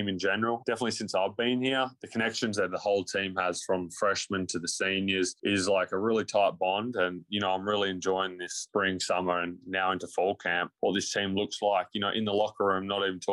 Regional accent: Australia; moved away

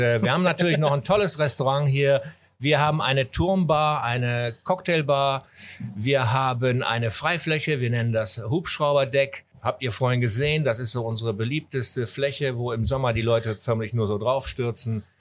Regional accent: Wipperfürth, North Rhine-Westphalia, Germany; moved away as an adult; also born or lived in Asia; now in Hamburg, Germany; bin dann in meine Heimat zu meinen Eltern, weil ich hatte die zehn Jahre lang natürlich keine Wohnung hier in Deutschland mhm. und bin dann ins äh, stolze Wipperfürth, äh, ins Bergische Land gegangen

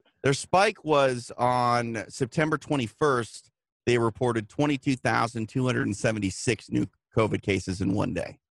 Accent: Midwest, United States; moved away; I'm from the Midwest

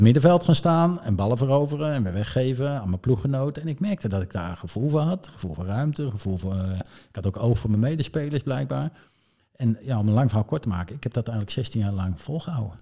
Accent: Zeist, Utrecht, Netherlands; Ik, ik kom eigenlijk uit Zeist. Ik ben wel zwaar geboren in Utrecht, maar in Zeist.

